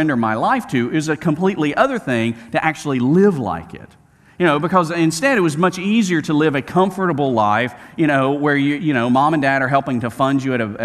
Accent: Birmingham, Alabama, United States; I grew up in Birmingham, Alabama

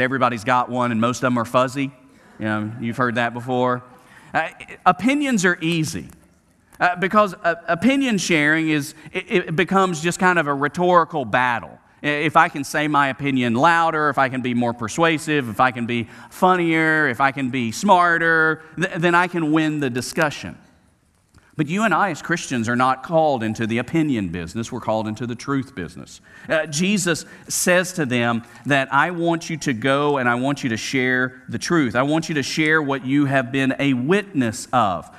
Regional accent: Birmingham, Alabama, United States; from Birmingham, Alabama, growing up on Camellia Road, going to Smith Middle School and Huffman High School

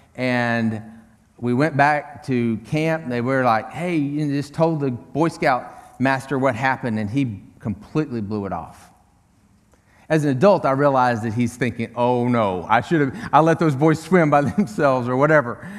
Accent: Tyler, Texas, United States; Tyler, Texas, my hometown

